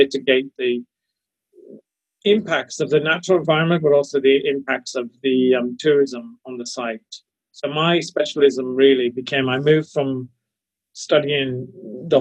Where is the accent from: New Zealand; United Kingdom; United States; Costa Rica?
United Kingdom; Lake District, Cumbria, North West England; I grew up where I am now, in the Lake District in Cumbria